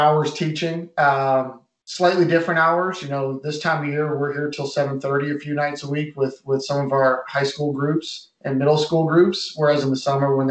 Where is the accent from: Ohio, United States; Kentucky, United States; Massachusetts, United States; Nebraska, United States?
Massachusetts, United States; moved away; I grew up in Massachusetts